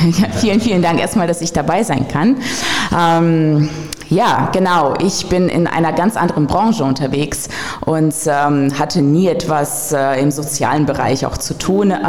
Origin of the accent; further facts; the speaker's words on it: Russia; born there; moved away; vor allem als gebürtige Russin.